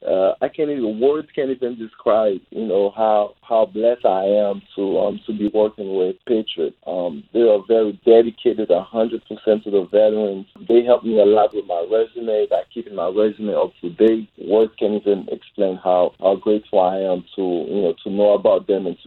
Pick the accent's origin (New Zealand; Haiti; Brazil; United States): Haiti; No, I grew up in Haiti.